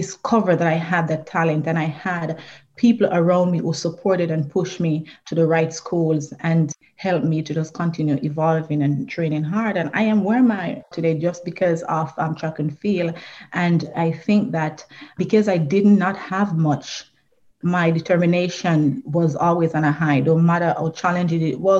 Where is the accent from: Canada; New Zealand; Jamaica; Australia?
Jamaica; Trelawny Parish; I was born in Trelawney, Jamaica. It is a rural area, so I consider myself a country girl. And I grew up in a family that was a huge family